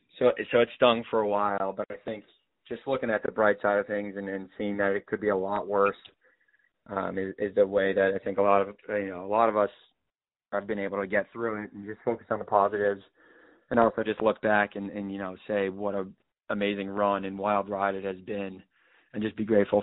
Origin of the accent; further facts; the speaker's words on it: Connecticut, United States; to be able to play at the next level in Connecticut, where it's basically in my hometown, is just an unreal opportunity for me.